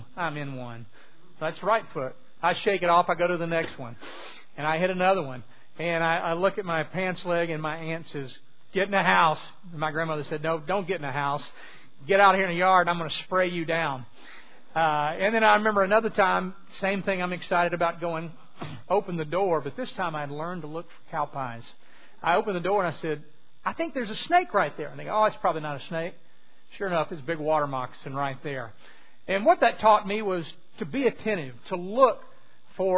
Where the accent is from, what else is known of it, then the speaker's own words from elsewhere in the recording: southwest Louisiana, United States; moved away; I'm originally from southwest Louisiana